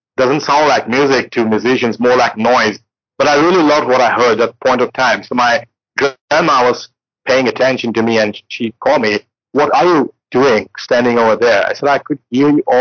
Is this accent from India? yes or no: yes; India; I'm an Indian and in our traditional music, drums play a very important role